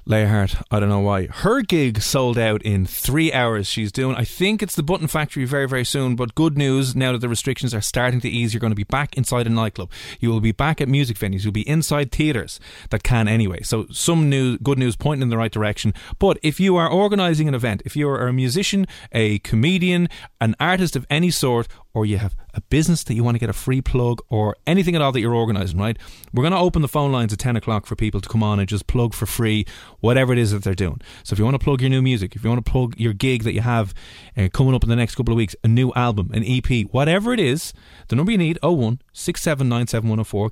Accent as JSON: {"language": "English", "country": "Ireland", "said": "being Irish"}